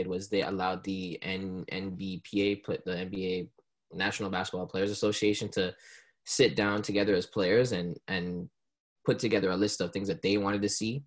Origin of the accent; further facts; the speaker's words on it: Brampton, Ontario, Canada; also born or lived in Jamaica; I was born in Jamaica, but I came here at a young age, and I've been living in Brampton, the greater Toronto area, my whole life